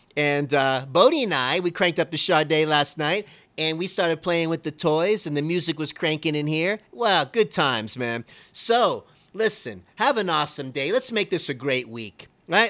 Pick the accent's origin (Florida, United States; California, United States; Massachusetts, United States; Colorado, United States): Florida, United States; Miami; I was born and raised in Miami